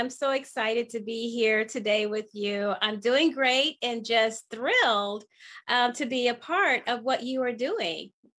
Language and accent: English; Virginia Beach, Virginia, United States; moved away as an adult; also born or lived in California; I'm from Virginia Beach area.